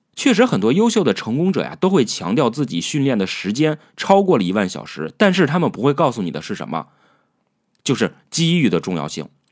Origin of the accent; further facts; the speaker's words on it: China; 然后我们中国人特别相信一句话